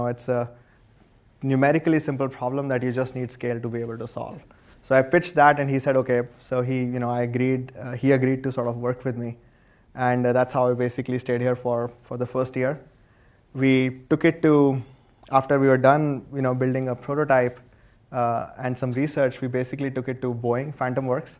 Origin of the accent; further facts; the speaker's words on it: India; moved away as an adult; now in United States; I grew up in India, and I was an electrical engineer there